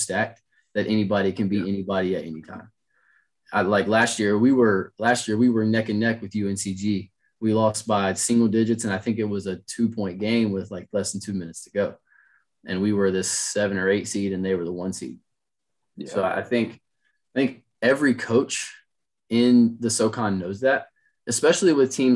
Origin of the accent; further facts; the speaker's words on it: Winston-Salem, North Carolina, United States; also born or lived in High Point, North Carolina; I'm technically from High Point, but I claim Winston-Salem.